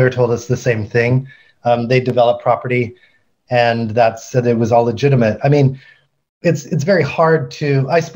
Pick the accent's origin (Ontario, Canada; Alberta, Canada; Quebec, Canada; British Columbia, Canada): British Columbia, Canada; Vancouver; moved away; I'm from Vancouver